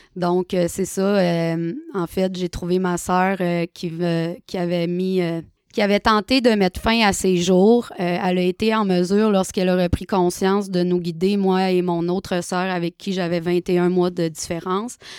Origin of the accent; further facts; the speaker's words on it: Chicoutimi, Quebec, Canada; je suis retournée euh, chez moi à Chicoutimi